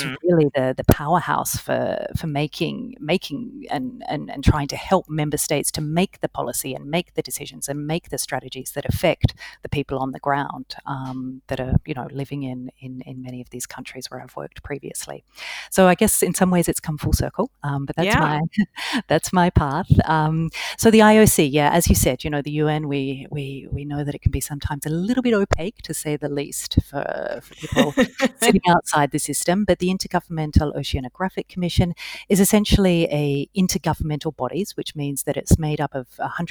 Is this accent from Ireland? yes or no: no; Australia; moved away as an adult; also born or lived in Hanoi, Vietnam / Madagascar; I'm actually Australian, so lived and worked in Australia for quite some time